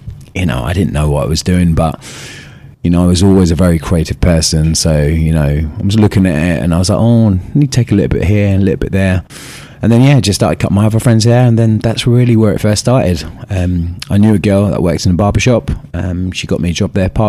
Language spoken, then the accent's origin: English; Maidstone, South East England, United Kingdom; moved away as an adult; also born or lived in North London; now in London, United Kingdom; originally, I'm from Maidstone, Kent, which is, I'd say, it's probably about an hour away from London, down south. And yeah, that's where I was born and bred